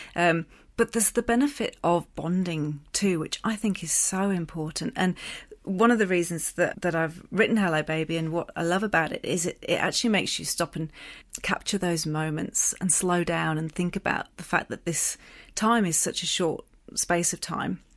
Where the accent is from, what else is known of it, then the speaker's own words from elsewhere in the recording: England, United Kingdom; accent: English; moved away; it brought out my English accent